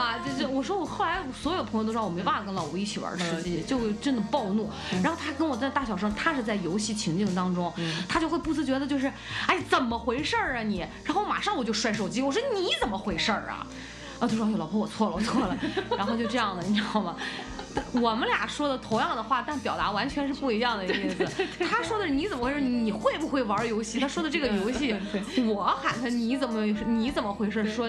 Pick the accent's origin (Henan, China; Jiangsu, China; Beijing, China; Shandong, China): Shandong, China; Qingdao; accent: Qingdao dialect; 我们青岛话谦让不叫。